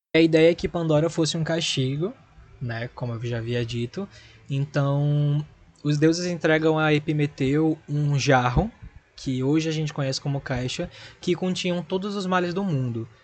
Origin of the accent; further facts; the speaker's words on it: Recife, Pernambuco, Brazil; sou de Recife